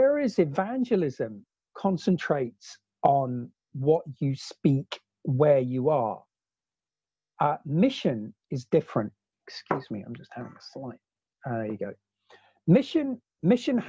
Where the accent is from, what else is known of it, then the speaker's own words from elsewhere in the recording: Oxford, South East England, United Kingdom; moved away as an adult; also born or lived in New Zealand / Africa; as a kid growing up as a teenager growing up in Oxford